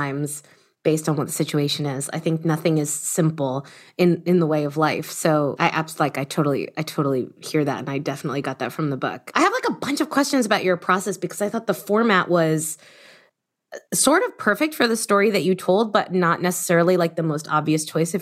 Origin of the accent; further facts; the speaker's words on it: Miami, Florida, United States; I grew up in Miami about the same time.